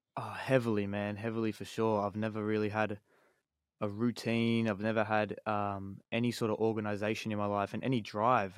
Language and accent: English; Sydney, New South Wales, Australia; I'm from Sydney